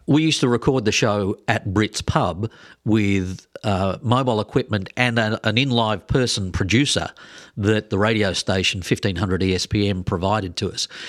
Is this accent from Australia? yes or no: yes; Australia; moved away as an adult; also born or lived in Twin Cities, Minnesota; now in Minneapolis-Saint Paul, United States; I'm from Australia